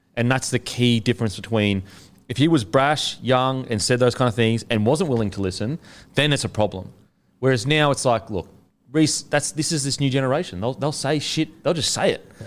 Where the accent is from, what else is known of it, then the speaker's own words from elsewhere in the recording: Queensland, Australia; I'm a Queenslander